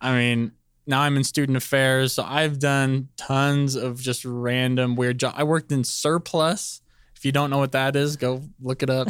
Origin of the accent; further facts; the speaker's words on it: Palmdale, California, United States; moved away as an adult; also born or lived in Northridge, California; I'm from Palmdale, California. Uh, it's L A County.